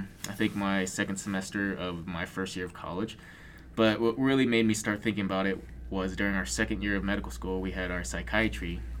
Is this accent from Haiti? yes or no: no; Arizona, United States; I'm from Arizona